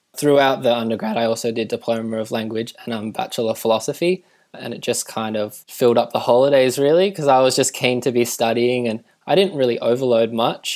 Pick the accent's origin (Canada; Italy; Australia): Australia; Tasmania; I'm from Tasmania